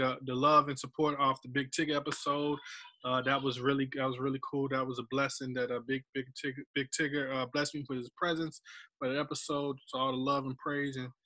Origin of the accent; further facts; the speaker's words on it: Scotland County, North Carolina, United States; I am from Scotland County.